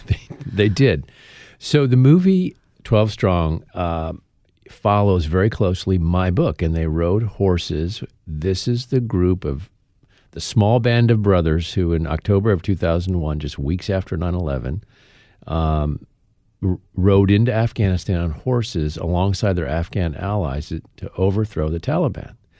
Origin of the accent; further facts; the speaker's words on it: Traverse City, Michigan, United States; my hometown of Traverse City, Michigan